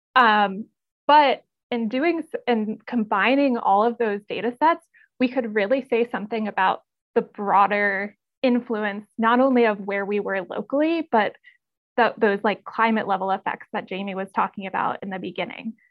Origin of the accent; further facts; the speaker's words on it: North Carolina, United States; I'm from North Carolina, uh, and I grew up just being outside all of the time